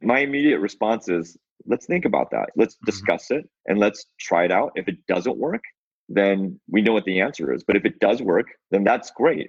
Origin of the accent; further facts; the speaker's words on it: Seattle, Washington, United States; I'm from Seattle. So since I was a resident of Seattle